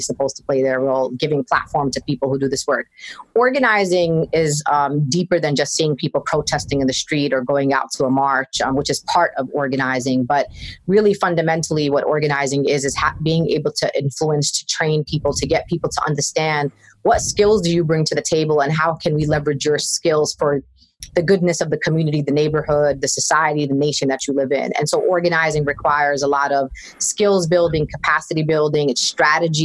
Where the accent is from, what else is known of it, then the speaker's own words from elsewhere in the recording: New York City, New York, United States; I'm born and raised in Brooklyn, which is a very important part of my identity